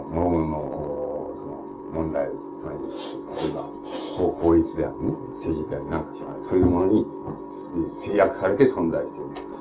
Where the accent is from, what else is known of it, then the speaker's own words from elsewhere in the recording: Japan; 俺と同じように日本に生まれ育って